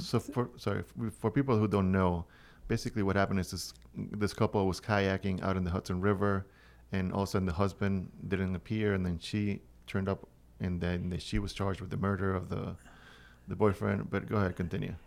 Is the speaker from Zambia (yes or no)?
no; Venezuela; also born or lived in Miami / Los Angeles / Orlando; now in Cornwall, United States; I come from Venezuela, a different country.